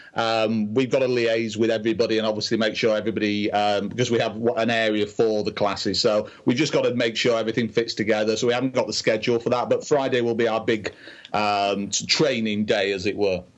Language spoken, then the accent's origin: English; England, United Kingdom; I'm from England.